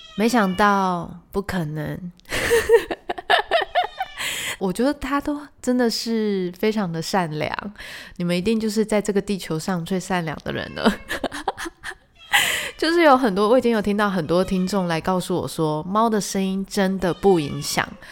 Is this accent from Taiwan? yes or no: yes; Taiwan; 我们台湾人是真的蛮讨厌就是人中聚集的地方